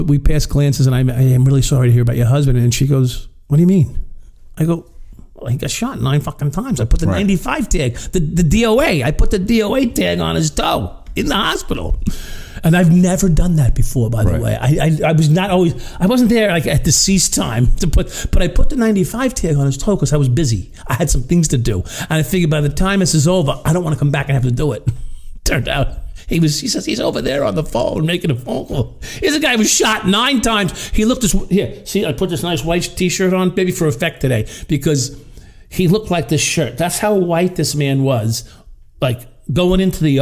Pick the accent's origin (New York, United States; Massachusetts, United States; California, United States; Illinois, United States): New York, United States; Long Island; also born or lived in Brooklyn; I was a Long Island kid, right? So I was born in Brooklyn, but raised on Long Island